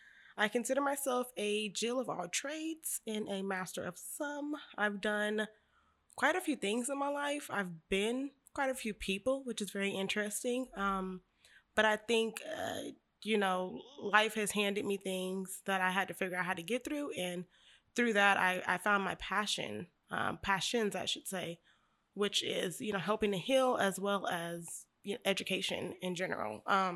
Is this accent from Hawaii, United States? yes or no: no; Bakersfield, California, United States; also born or lived in Sacramento; I am 26 years old. I'm from Bakersfield, California, East Side.